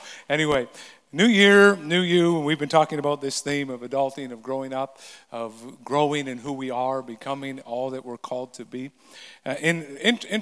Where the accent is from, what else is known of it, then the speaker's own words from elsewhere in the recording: the Kootenays, British Columbia, Canada; moved away; growing up in the Kootenays